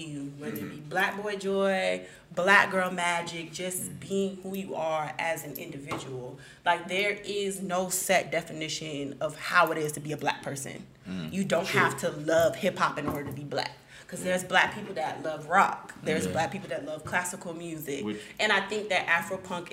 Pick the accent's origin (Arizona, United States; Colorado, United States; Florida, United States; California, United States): Florida, United States; South; I'm born and raised in South Florida